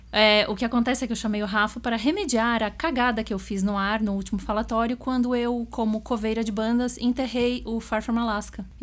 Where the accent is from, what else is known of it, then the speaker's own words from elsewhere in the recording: Porto Alegre, Rio Grande do Sul, Brazil; eu sou de Porto Alegre, no Rio Grande do Sul